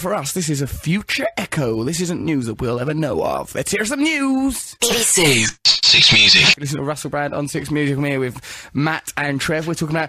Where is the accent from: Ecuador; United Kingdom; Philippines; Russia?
United Kingdom; England; It rained throughout the barbecue and we were just like, we're English and just tried to just keep a stiff upper lip and just ignore the rain and the horror of this barbecue.